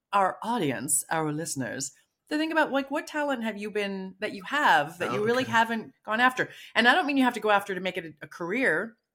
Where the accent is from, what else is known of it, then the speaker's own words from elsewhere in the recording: United States; being American and raised here